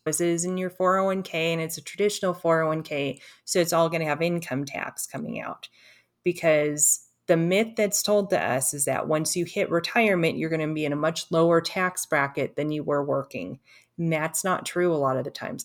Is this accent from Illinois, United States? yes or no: no; Los Angeles, California, United States; I grew up in Los Angeles